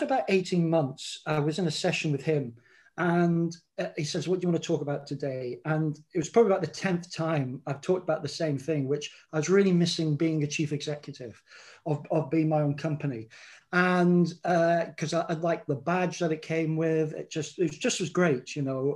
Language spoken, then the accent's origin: English; England, United Kingdom; moved away as an adult; now in Scotland, United Kingdom; I'm English, but I've lived up in Scotland now for 37 years